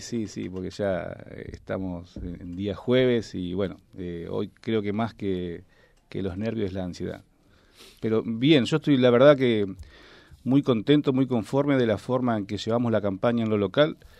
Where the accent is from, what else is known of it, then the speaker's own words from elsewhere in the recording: Reconquista, Santa Fe, Argentina; yo nací en Reconquista, me fui a estudiar, volví y empecé a trabajar